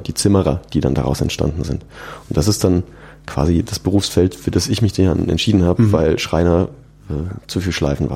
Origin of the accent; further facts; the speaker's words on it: Aschaffenburg, Bavaria, Germany; now in Munich, Germany; bei uns in, in Aschaffenburg auf ein Bierchen eingeladen. Mhm. In meiner Heimat